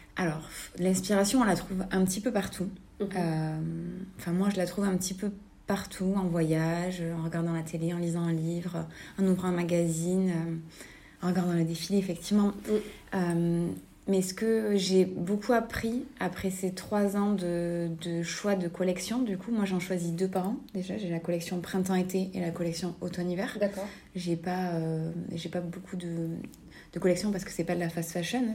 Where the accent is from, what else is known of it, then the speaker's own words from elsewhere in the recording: Albi, Occitania, France; now in Toulouse, France; moi, je suis originaire d'Albi, donc je ne suis pas originaire de Toulouse. J'ai grandi à côté d'Albi